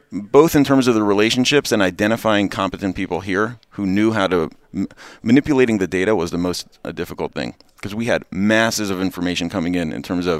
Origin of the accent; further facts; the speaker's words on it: Baltimore, Maryland, United States; moved away as an adult; also born or lived in Israel; now in Atlanta, United States; I grew up in Baltimore, but my wife and I lived in Israel for a few years.